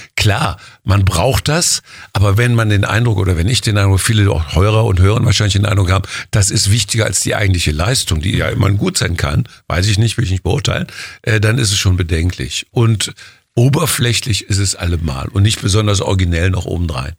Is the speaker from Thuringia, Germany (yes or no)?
no; Jülich, North Rhine-Westphalia, Germany; Rheinland, Jülich, geboren am 11.11. .11. um 11 Uhr